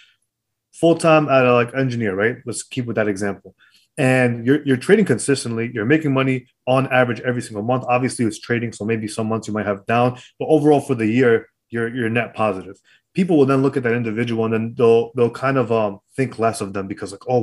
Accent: New York City, New York, United States; also born or lived in Brooklyn; I was born in Queens

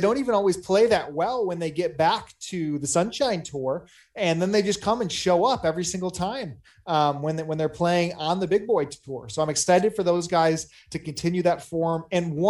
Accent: Michigan, United States; I'm from Michigan, big baseball fan.

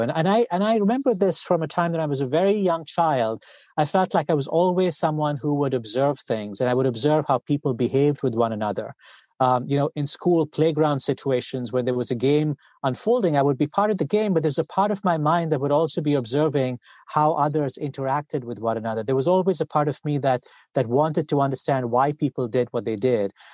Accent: India; I grew up, uh, I grew up in India

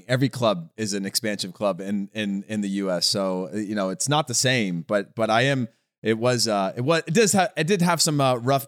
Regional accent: Central Valley, California, United States; I grew up in the Central Valley

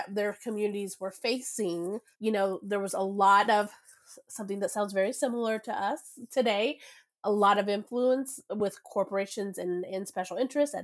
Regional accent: Texas, United States; moved away; also born or lived in Venezuela; I grew up in Texas. We do not have the citizen-led process in my home state.

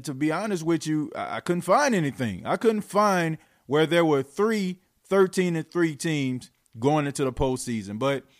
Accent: New Orleans, Louisiana, United States; growing up in New Orleans, I mean, the playoffs and the Saints wasn't even mentioned in the same sentence. I mean, growing up in the 90s

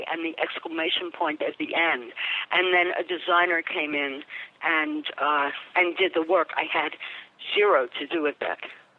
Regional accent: New York City, New York, United States; also born or lived in Boston; I grew up in Far Rockaway, New York.

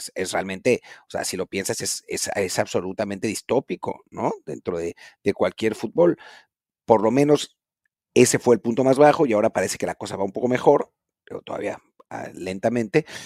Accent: Mexico; nosotros como, como mexicanos

